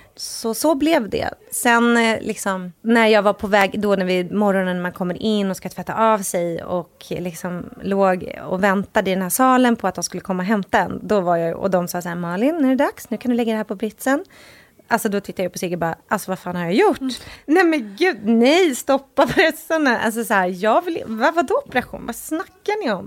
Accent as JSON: {"language": "Swedish", "country": "Sweden", "moved": "as an adult", "lives_now": "Los Angeles, United States", "said": "vi hade ju inget boende i Sverige för vi bodde ju"}